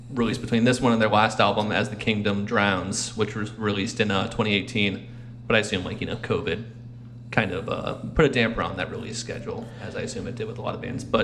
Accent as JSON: {"language": "English", "country": "Australia", "said": "I'm actually Australian. I didn't. I know. Doesn't come out."}